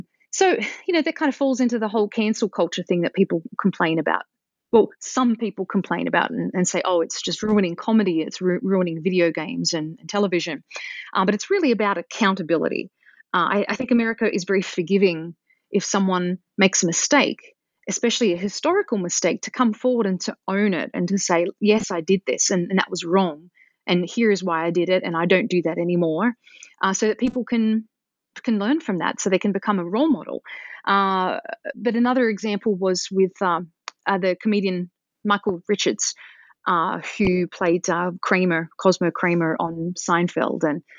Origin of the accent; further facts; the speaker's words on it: Australia; I didn't hear it very much growing up in Australia, and I don't hear it very much nowadays here